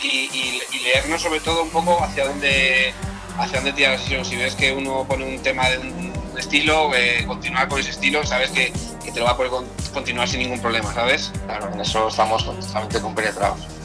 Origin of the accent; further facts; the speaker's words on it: Peñíscola, Valencian Community, Spain; also born or lived in London; en las cabinas de mi pueblo, en Peñíscola